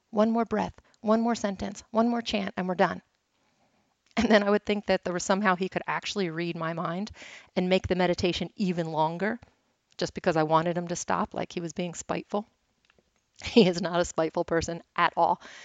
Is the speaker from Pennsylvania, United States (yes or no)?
yes; Philadelphia, Pennsylvania, United States; I'm from Philly